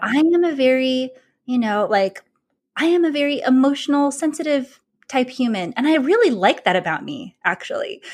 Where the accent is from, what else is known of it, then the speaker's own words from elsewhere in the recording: California, United States; moved away as an adult; also born or lived in Boston, Massachusetts; I grew up in California. I went to college in California, and then I moved to Boston, Massachusetts